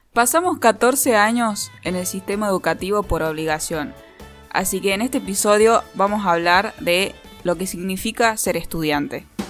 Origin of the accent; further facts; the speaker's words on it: Catamarca, Argentina; also born or lived in Tucumán; Me fui de Catamarca, me fui a Tucumán a estudiar cine. Me vine a Catamarca